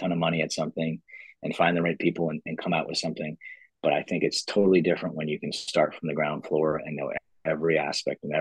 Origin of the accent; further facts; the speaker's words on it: New York, United States; moved away; I'm originally from New York